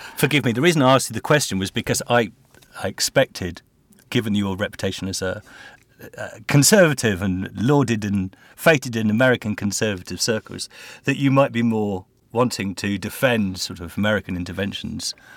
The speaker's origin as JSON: {"language": "English", "region": "England", "country": "United Kingdom", "said": "as an Englishman"}